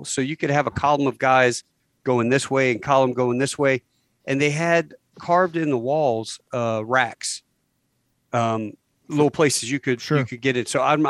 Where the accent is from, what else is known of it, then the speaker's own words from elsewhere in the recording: Virginia, United States; I grew up on Little Creek Amphibious Base.